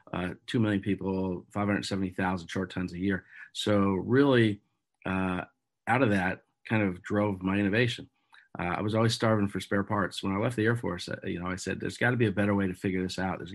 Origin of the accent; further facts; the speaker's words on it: Erie, Pennsylvania, United States; moved away as an adult; now in Buffalo, United States; I grew up in Erie, Pennsylvania.